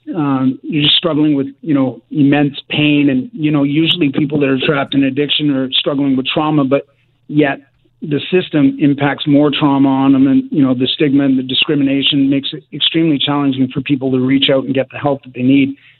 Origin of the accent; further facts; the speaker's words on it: Richmond, British Columbia, Canada; I grew up in in Richmond, uh, BC